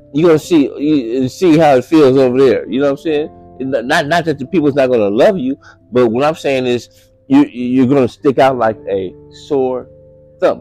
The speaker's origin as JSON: {"language": "English", "town": "Los Angeles", "region": "California", "country": "United States", "said": "I'm from Los Angeles"}